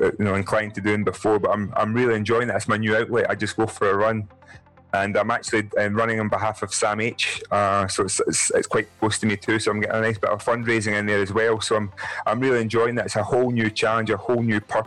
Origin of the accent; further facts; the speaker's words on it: Scotland, United Kingdom; I'm 6'10", I'm black, and I'm Scottish.